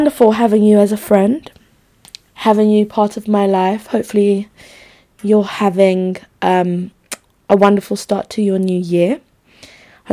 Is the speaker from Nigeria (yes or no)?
yes; Nigeria; I'm Nigerian too